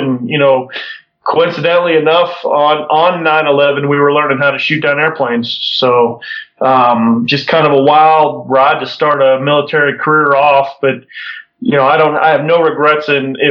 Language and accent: English; Florida, United States; born there; I wasn't actually born in Pittsburgh. My parents were in the Air Force when I was born down in Florida, but both of them were from Pittsburgh.